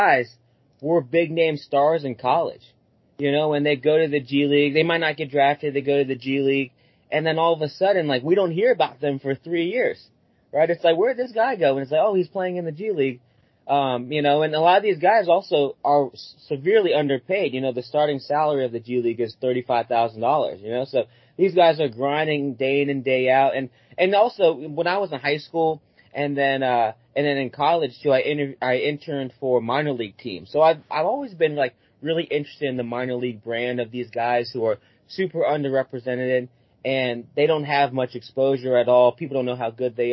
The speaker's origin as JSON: {"language": "English", "region": "Delaware", "country": "United States", "tie": "born or raised there", "said": "my hometown team is the Delaware 87ers"}